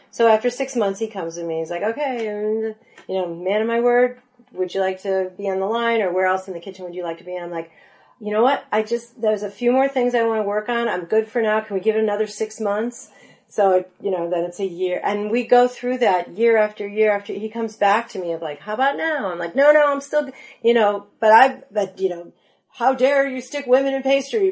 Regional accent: North Shore of Chicago, Illinois, United States; I'm from the North Shore of Chicago.

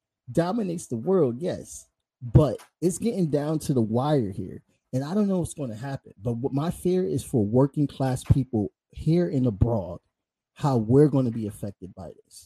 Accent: United States; I'm American

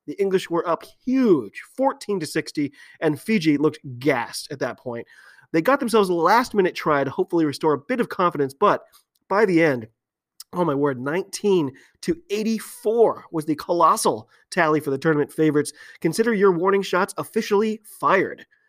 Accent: United States; I'm an American rugby fan

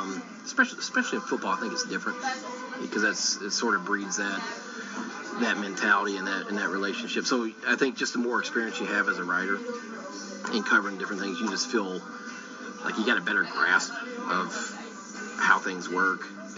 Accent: the South, United States; That was all I ever dreamed of being, growing up in the South and reading that paper.

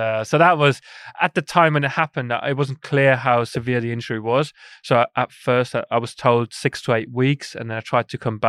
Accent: Bavaria, Germany; we went to Germany, close to where I grew up in Chiemsee.

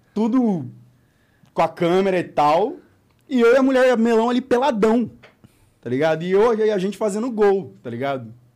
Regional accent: Apucarana, Paraná, Brazil; eu sou de Apucarana

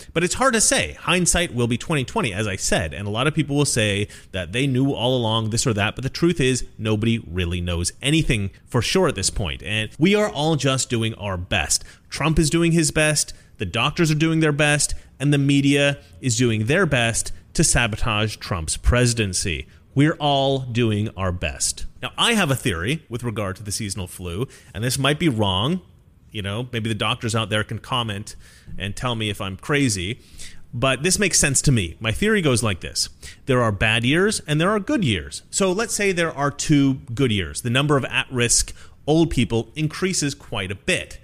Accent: Oregon, United States; Oregon, my home state

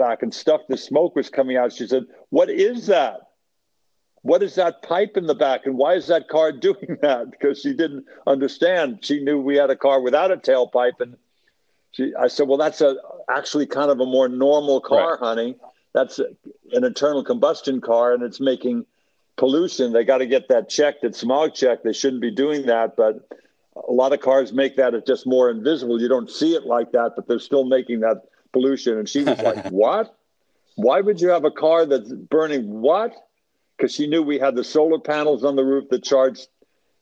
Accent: Los Angeles, California, United States; I grew up in Los Angeles in the 50s and 60s

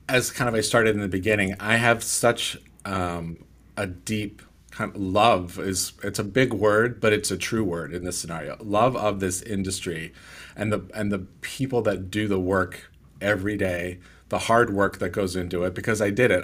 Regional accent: California, United States; I'm from California

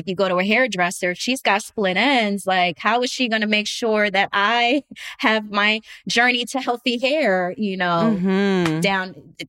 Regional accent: New Jersey, United States; now in Los Angeles, United States; I was in LA from New Jersey.

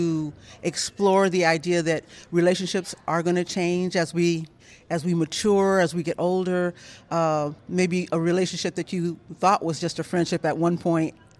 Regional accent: Los Angeles, California, United States; I grew up in East Los Angeles

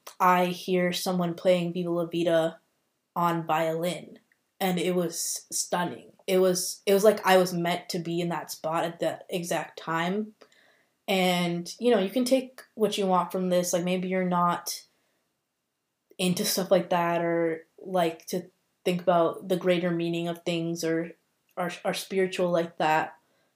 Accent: India; obviously I'm biased because I'm Indian

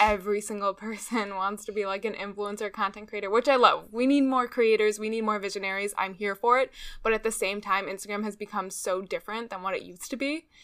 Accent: Chicago, Illinois, United States; now in North Carolina, United States; I'm from Chicago, Illinois, but now I live in North Carolina

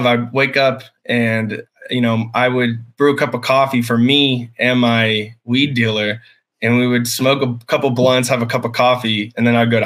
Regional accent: Blountville, Tennessee, United States; I grew up on a small farm in what's called Blountville, Tennessee

